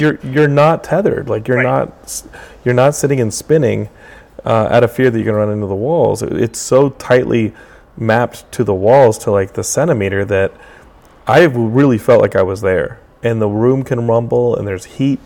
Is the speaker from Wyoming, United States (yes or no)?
no; Austin, Texas, United States; I grew up in Austin